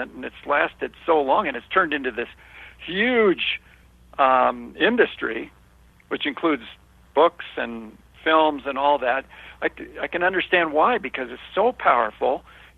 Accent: Los Angeles, California, United States; I was born and raised in Hollywood

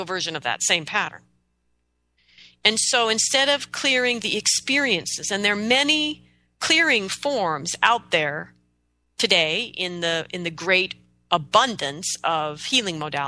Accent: United States; I'm an American

